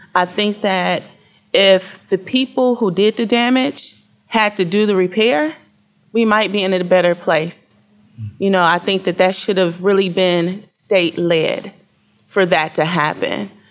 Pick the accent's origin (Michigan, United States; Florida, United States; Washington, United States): Michigan, United States; Flint; being a person from Flint, I'm 43, uh, born and raised in the Flint area